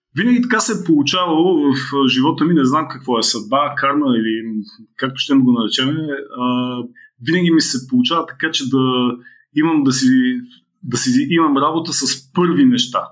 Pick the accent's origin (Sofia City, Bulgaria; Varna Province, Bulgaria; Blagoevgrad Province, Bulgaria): Blagoevgrad Province, Bulgaria; Blagoevgrad; в родния ми град, в Бългоград